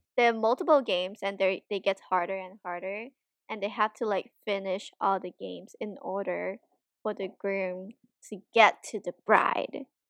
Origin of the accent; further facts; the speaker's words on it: Hong Kong; moved away as an adult; now in United States; I'm from Hong Kong and there are so many custom and, like, culture in Hong Kong that I still, like, follow or practice